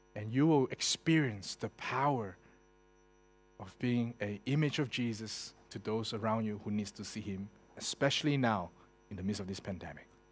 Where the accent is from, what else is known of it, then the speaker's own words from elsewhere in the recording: Singapore; I was born in Singapore